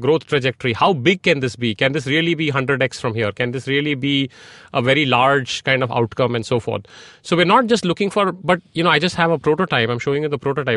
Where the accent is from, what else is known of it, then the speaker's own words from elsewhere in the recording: India; moved away as an adult; also born or lived in Silicon Valley, United States; I grew up in India